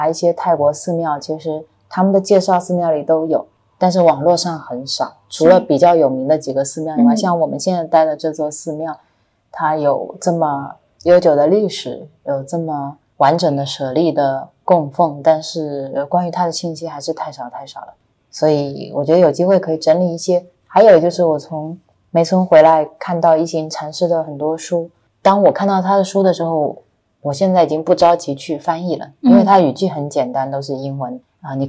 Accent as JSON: {"language": "Chinese", "country": "China", "said": "我们说我们是中国来的"}